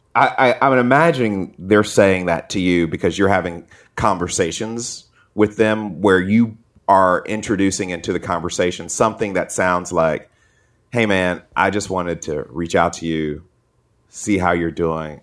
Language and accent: English; Atlanta, Georgia, United States; I grew up in Atlanta